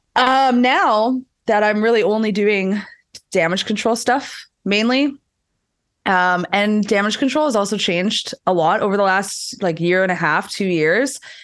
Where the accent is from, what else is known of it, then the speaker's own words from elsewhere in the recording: Winnipeg, Manitoba, Canada; I'm also from Winnipeg, so I don't know if you've ever been there, but it is the coldest place in this country